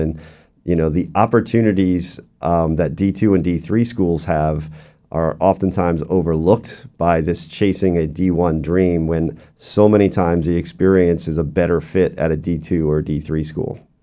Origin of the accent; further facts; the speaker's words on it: Doylestown, Pennsylvania, United States; moved away as an adult; also born or lived in Ohio / Albany; now in Central Florida, United States; I'm originally from Doylestown, Pennsylvania. It's about an hour outside of the Philadelphia hour, uh, area